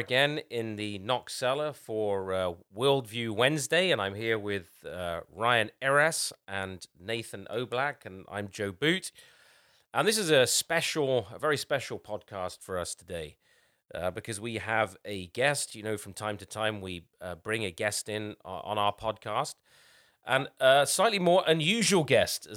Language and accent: English; England, United Kingdom; I'm English